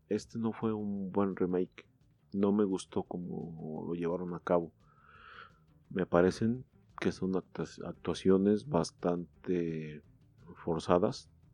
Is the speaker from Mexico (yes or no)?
yes; Mexico; como buenos mexicanos